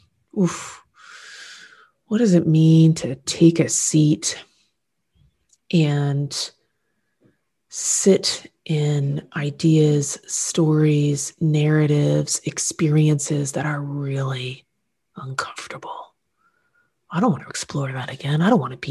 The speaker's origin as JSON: {"language": "English", "country": "Canada", "said": "being Canadian, in the society in which I live, love, and lead"}